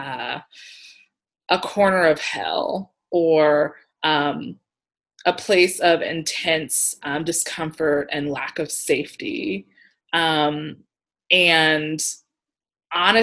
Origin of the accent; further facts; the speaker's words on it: Columbus, Ohio, United States; also born or lived in Pittsburgh, Pennsylvania; now in Seattle, United States; I was born and raised in Columbus, Ohio.